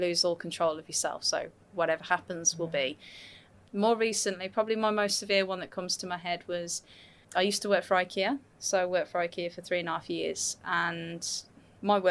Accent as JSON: {"language": "English", "region": "West Midlands", "country": "United Kingdom", "tie": "born or raised there", "moved": "yes", "lives_now": "Gold Coast, Australia", "said": "I always say Birmingham because Birmingham's the most commonly known. It's pretty much like your airports here. So if I say a town, that's where I'm from. But it's actually West Midlands."}